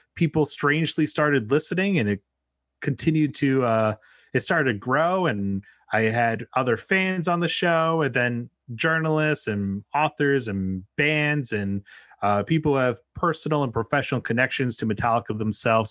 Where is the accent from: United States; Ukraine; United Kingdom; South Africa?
United States; New England; now in New York City area, United States; I'm born and raised in New England, and now I live right outside New York City